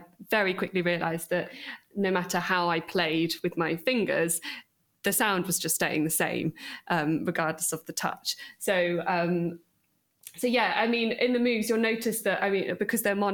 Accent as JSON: {"language": "English", "town": "Bristol", "region": "South West England", "country": "United Kingdom", "tie": "born or raised there", "said": "I grew up in Bristol"}